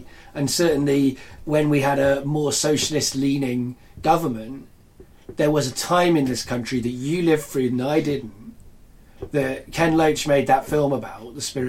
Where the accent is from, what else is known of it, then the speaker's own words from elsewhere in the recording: Cardiff, Wales, United Kingdom; I grew up in Cardiff